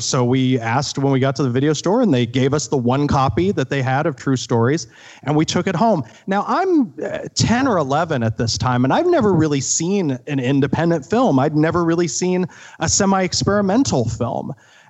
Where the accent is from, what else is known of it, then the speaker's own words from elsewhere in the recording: Midwest, United States; And I'm from the Midwest. I knew towns kind of like that.